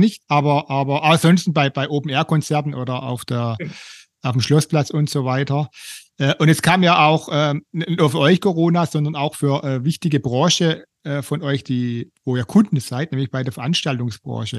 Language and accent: German; Stuttgart, Baden-Württemberg, Germany; ich komme aus Bad Cannstatt